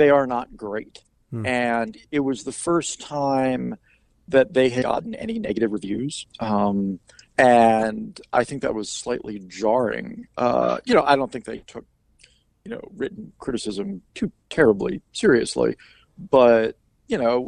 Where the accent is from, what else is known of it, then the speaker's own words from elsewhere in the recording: Washington, United States; also born or lived in Virginia; now in Northern Virginia, United States; I am from the Washington area. I went to school in Virginia. I moved back to Northern Virginia after I graduated